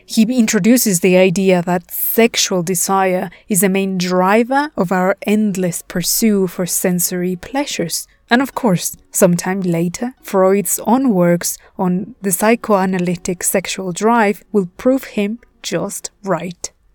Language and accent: English; Puebla, Mexico; here in my hometown of Puebla, Mexico